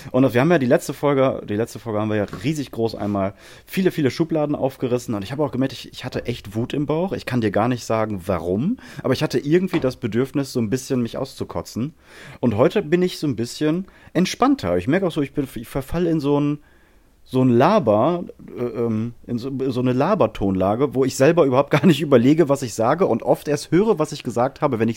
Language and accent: German; France; German is a second language; ich äh, komme nicht aus äh, wie man äh, jetzt vielleicht hört. Ich, ich habe Sympathie mit Albanien und ich komme aus Frankreich